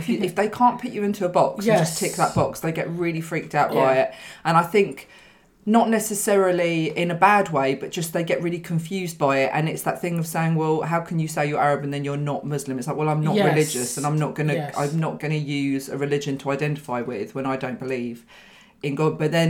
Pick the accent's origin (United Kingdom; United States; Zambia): United Kingdom; I'm British Lebanese.